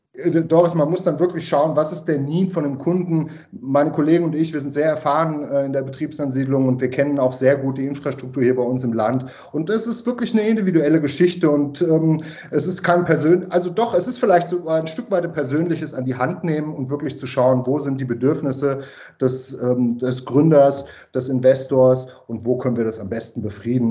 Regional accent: Frankfurt am Main, Hesse, Germany; now in Carinthia, Austria; ich bin ursprünglich äh, aus Deutschland, Frankfurt am Main

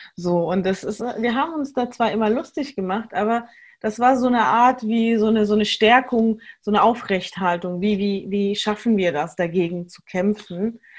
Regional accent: Germany; Wir als hier in, in Deutschland Geborene

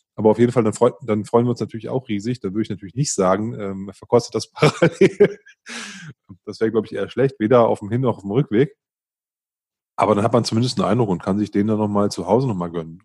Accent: Northern Germany, Germany; ich bin ein Norddeutscher

